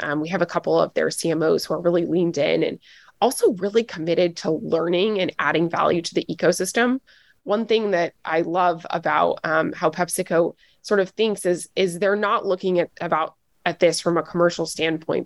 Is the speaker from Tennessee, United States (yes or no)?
yes; Nashville, Tennessee, United States; I'm from Nashville, Tennessee